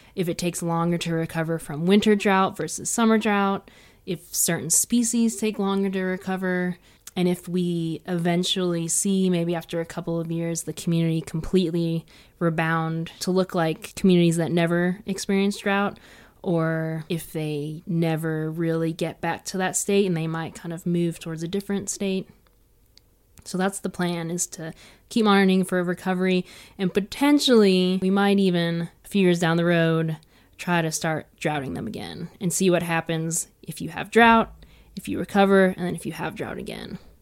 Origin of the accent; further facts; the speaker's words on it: East Coast, United States; now in Colorado Plateau, United States; I'm from the East Coast where there's a lot of lush green vegetation